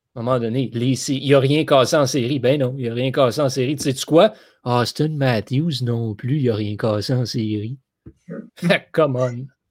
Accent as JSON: {"language": "French", "region": "Quebec", "country": "Canada", "said": "je suis québécois"}